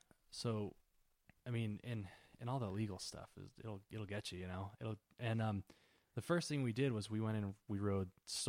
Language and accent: English; Germany; Oh, we're from Germany.